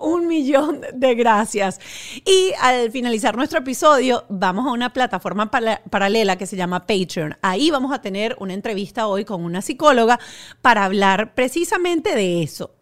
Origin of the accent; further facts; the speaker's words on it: Venezuela; yo como venezolana